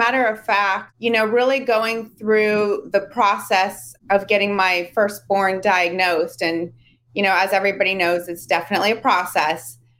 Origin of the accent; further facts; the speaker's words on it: Hayward, California, United States; I am calling in from Hayward, California.